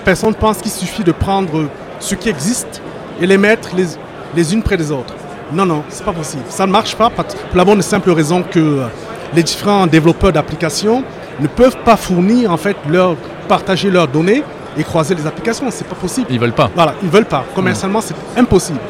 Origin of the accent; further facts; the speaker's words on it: France; je suis français, mais de par mon origine africaine, donc camerounaise